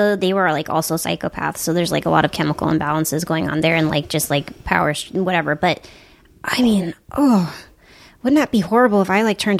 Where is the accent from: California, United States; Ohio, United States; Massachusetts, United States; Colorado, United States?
Massachusetts, United States; Wellesley; also born or lived in Baltimore, Maryland; Boston. I grew up in Boston. Mm-hmm. I was born in Baltimore, and then I grew up in Boston.